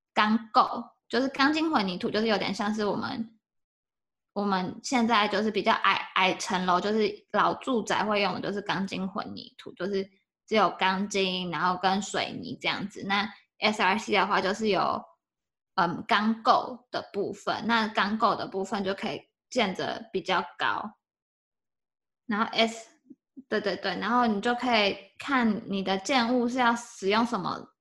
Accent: Taiwan; 我是台湾人

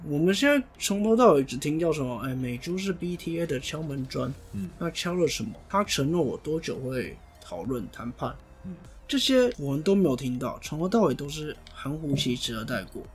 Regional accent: Taiwan; 我也是台湾人

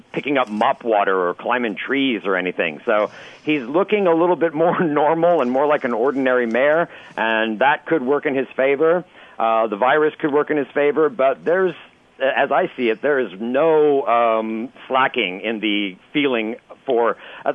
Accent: United States; as an American

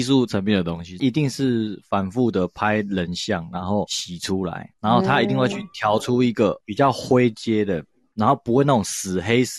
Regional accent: France; Chinese is a second language; 没有，我们法国人就是 romantic，我们就是浪漫。

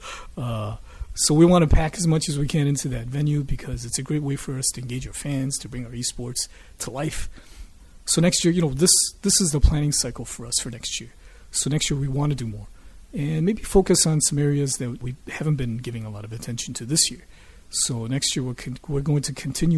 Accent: Michigan, United States; now in Taiwan; I grew up in Michigan

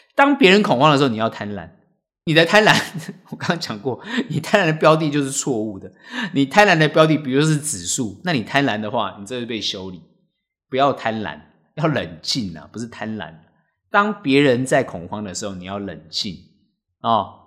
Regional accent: Taiwan; 我们台湾人比较有自律，都还会戴口罩

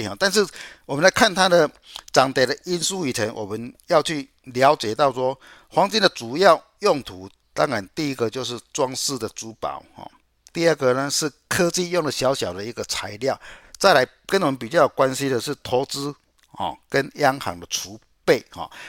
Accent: Chiayi, Taiwan; 我是嘉义的

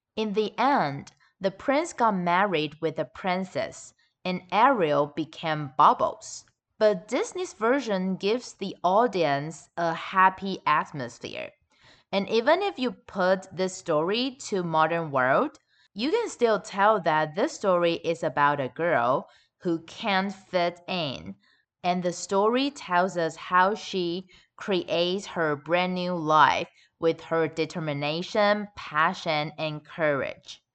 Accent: Taichung, Taiwan; my hometown, Taichung

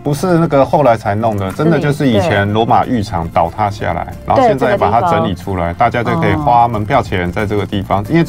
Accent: Kaohsiung, Taiwan; 就像我是高雄人

